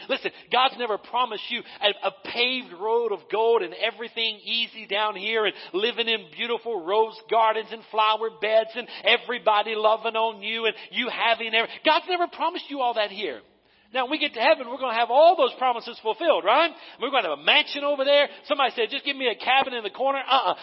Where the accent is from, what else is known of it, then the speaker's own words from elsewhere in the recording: Western North Carolina, United States; moved away as an adult; also born or lived in Eastern Tennessee; I'm from Western North Carolina